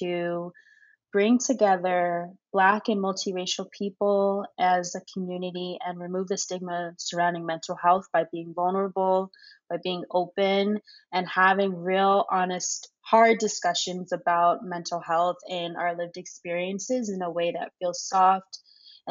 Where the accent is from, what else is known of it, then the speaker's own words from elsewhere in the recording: suburbs of New Jersey, United States; moved away as an adult; also born or lived in Ghana (ancestry); now in New York, United States; I am a Ghanaian American woman who grew up in the suburbs of New Jersey to two immigrant parents. And I moved to New York at the age of 18.